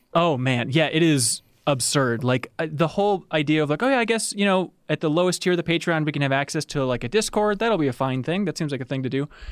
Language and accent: English; Minnesota, United States; I'm in Minnesota. I'm from Minnesota